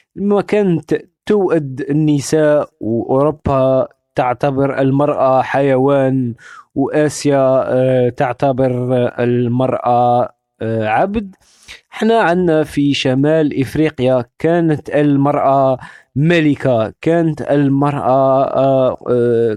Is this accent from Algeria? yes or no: yes; Algeria; الجزائر بالنسبة لي آه، منطقة آه، كبرت فيها وترعرعت فيها